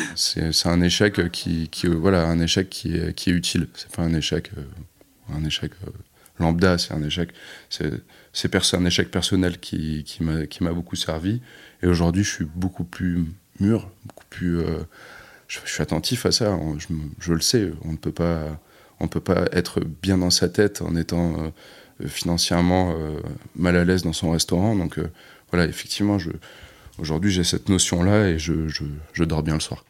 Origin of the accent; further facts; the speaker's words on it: Bordeaux, Nouvelle-Aquitaine, France; On est de Bordeaux